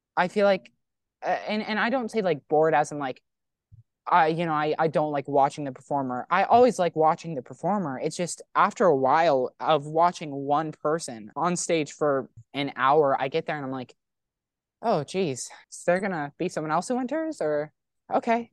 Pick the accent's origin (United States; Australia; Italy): United States; Texas; moved away as an adult; I'm from Texas